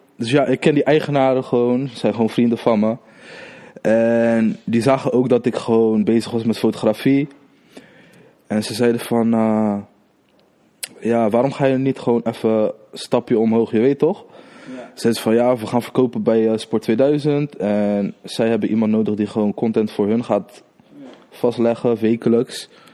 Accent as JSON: {"language": "Dutch", "town": "Rotterdam", "region": "South Holland", "country": "Netherlands", "said": "Ik kom uit Krooswijk. Krooswijk, Rotterdam"}